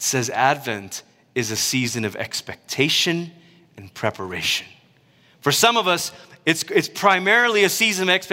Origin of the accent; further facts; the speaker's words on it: United States; I'm American